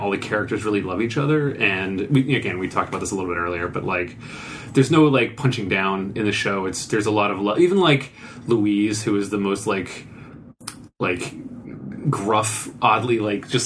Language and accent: English; Bermuda; when I was growing up in Bermuda